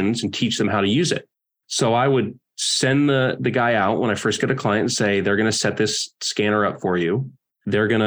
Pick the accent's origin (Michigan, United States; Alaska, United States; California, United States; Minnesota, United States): California, United States; moved away as an adult; also born or lived in Oregon; I grew up in California and I'm 22